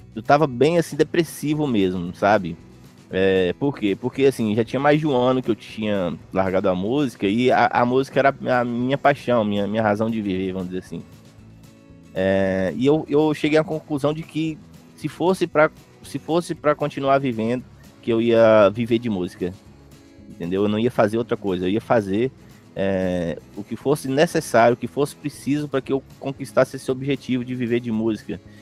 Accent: interior of Minas Gerais, Brazil; eu sou do interior de Minas Gerais

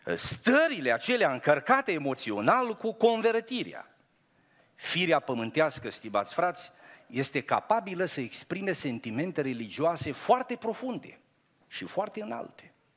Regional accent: Romania; sunt român. Sunt creștin român

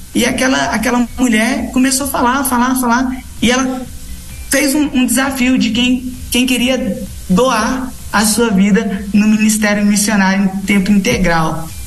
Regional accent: Redenção, Pará, Brazil; moved away as an adult; also born or lived in São Paulo / Goiás; now in Brasília, Brazil; eu sou de São Paulo, mas eu me criei no estado do Pará

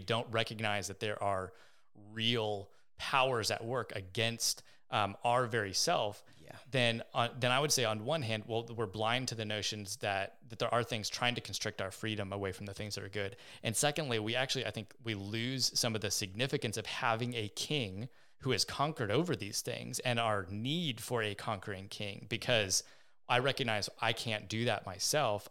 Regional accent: United States; being an American

